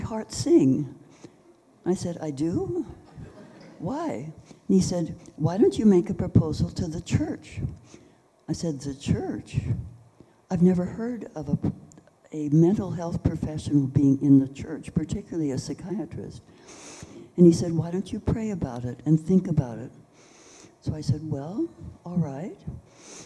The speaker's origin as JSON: {"language": "English", "town": "San Francisco", "region": "California", "country": "United States", "tie": "born or raised there", "said": "I was born in San Francisco, went to medical school in Southern California"}